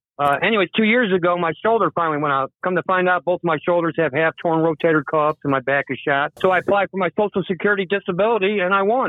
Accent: Park Ridge, Illinois, United States; now in Washington, D.C., United States; We're from Chicago to begin with. My dad was a union sheet metal worker, Local 63, for 33 years.

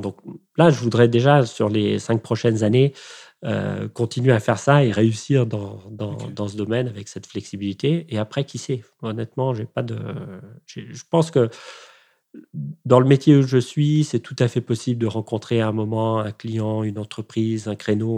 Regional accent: Rome, Lazio, Italy; moved away; où, habitent mes parents et où j'ai grandi euh, en Italie

